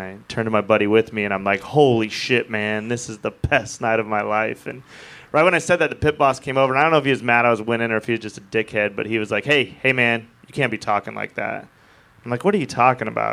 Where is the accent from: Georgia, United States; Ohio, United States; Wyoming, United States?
Wyoming, United States; I'm from Wyoming